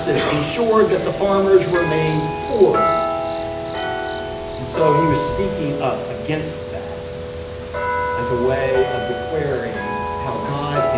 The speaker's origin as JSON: {"language": "English", "region": "Georgia", "country": "United States", "tie": "born or raised there", "said": "as a boy growing up in Georgia"}